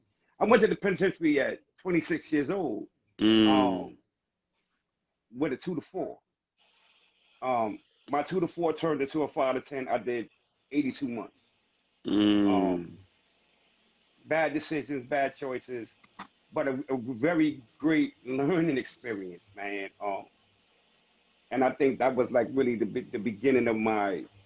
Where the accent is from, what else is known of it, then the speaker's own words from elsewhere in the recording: New York City, New York, United States; I'm born and raised in Harlem